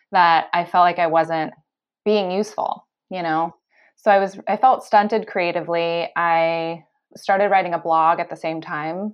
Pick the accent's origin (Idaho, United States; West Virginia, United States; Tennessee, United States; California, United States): California, United States; moved away as an adult; also born or lived in North Carolina; now in Australia; I grew up in California. I went to school in North Carolina